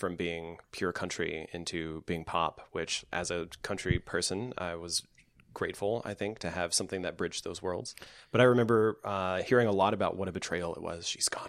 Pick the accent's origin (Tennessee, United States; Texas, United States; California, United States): Tennessee, United States; Nashville; Back in 99, I grew up in the Nashville area, and in high school, which was for me, was like 97 to 99.